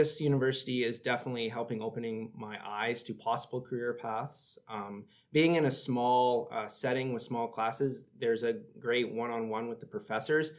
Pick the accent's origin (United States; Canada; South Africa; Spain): Canada; Port Perry, Ontario; moved away as an adult; now in North Bay, Canada; I come from Port Perry, which is an hour northeast of Toronto